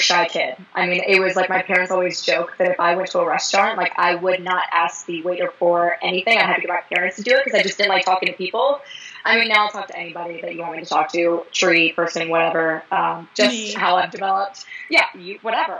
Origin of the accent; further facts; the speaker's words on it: Fort Mill, South Carolina, United States; I'm actually kind of from the Charlotte area. I'm actually from Fort Mill, South Carolina.